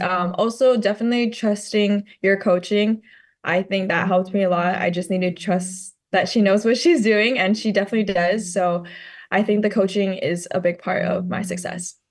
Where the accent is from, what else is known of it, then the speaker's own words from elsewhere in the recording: Maui, Hawaii, United States; growing up on Maui